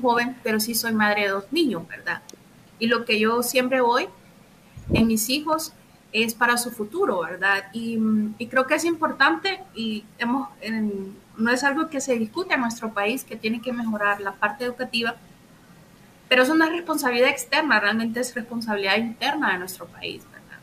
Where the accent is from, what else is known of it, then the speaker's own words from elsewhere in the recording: Honduras; nuestro país